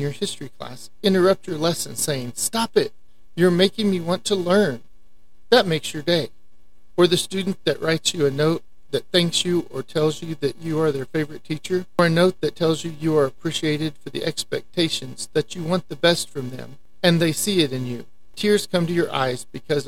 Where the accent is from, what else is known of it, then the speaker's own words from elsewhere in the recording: Amarillo, Texas, United States; I was raised in Amarillo, Texas, and still live here